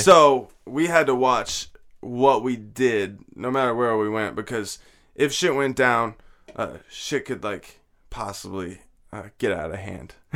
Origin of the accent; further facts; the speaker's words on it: New Jersey, United States; moved away as an adult; also born or lived in Laramie, Wyoming / Florida / Washington; I graduated high school in Jersey.